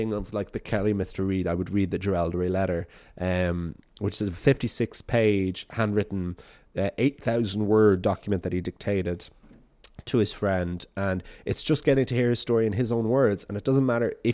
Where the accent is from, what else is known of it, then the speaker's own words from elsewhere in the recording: Ireland; being an Irishman in Australia, running an Irish storytelling podcast